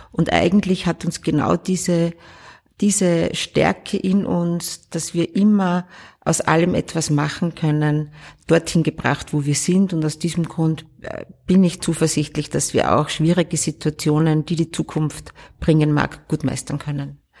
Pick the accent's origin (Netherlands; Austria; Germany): Austria; Upper Austria; Ich komme ja aus dem Innviertel